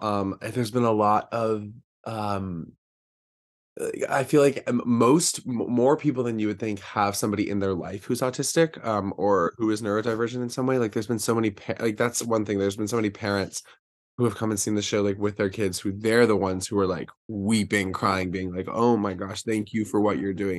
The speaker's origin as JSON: {"language": "English", "town": "Charlotte", "region": "North Carolina", "country": "United States", "said": "I'm from Charlotte, North Carolina"}